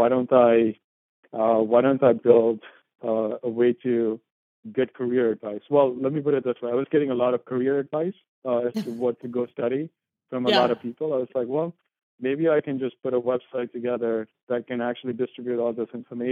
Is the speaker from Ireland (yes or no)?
no; India; moved away as an adult; also born or lived in St. Louis, United States; now in United States; I grew up in India